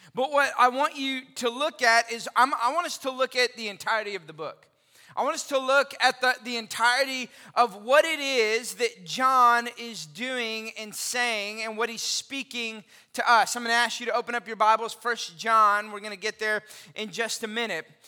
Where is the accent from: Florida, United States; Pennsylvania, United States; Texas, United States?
Texas, United States; Austin; now in McKinney, United States; I grew up in Austin